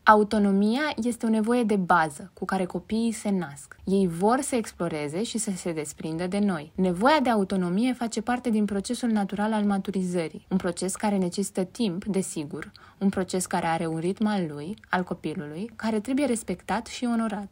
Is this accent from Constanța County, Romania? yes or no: yes; Constanța, Constanța County, Romania; moved away as an adult; also born or lived in Bucharest; now in Constanța, Romania; Să te muți în alt oraș, chiar și orașul de proveniență, nu este neapărat cel mai ușor lucru, mai ales după vreo 12 ani în București.